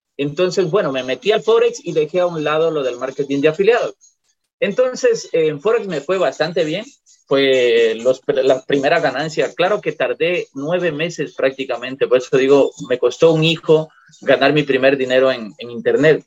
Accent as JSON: {"language": "Spanish", "country": "Ecuador", "also_born_or_lived": "Europe", "moved": "as an adult", "lives_now": "Puerto Quito, Ecuador", "said": "en mi país, en Ecuador"}